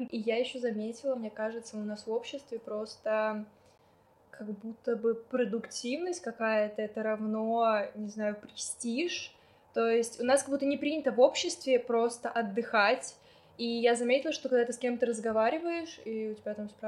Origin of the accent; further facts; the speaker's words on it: Tomsk, Tomsk Oblast, Russia; born there; ну я родилась в Томске, у меня там большинство родственников